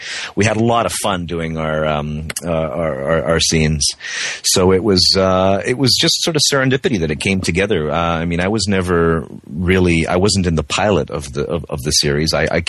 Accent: West Coast, United States; first language Czech; also born or lived in Prague; Well, I mean, I am Czech. I was born in Prague. I speak Czech at home here with my family. But because I grew up on the West Coast, I don't have the accent native to me.

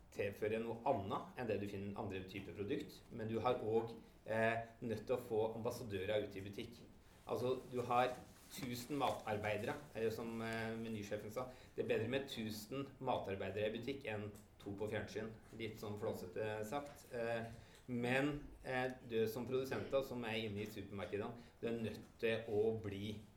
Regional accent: Innlandet, Norway; Innlandet, der jeg kommer fra

